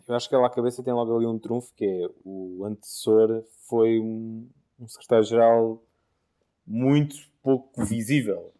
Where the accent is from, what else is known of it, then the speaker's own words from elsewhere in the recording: Portugal; Mas como português fico contente